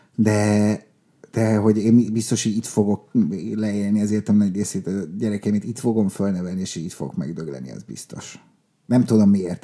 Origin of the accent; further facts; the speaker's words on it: Budapest, Hungary; also born or lived in Lake Balaton area; Oda születtünk mi. Uh-huh. És aztán, de egész kicsik volt, tehát négy évesek voltunk, amikor Budapestre költöztünk